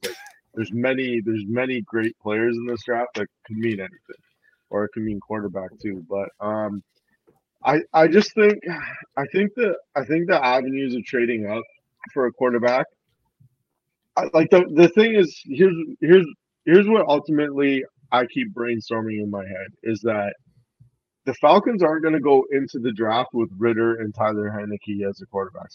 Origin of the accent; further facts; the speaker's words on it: Canada; me being Canadian